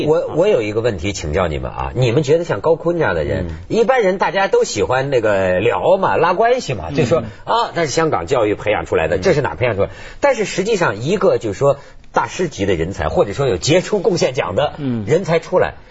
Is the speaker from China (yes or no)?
yes; China; 我们大陆人